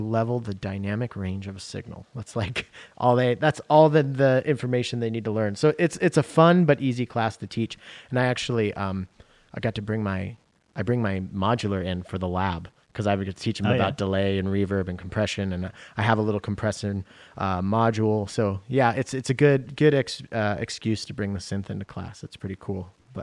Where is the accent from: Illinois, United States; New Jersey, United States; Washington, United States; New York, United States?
Washington, United States; now in Seattle, United States; I grew up in Washington State.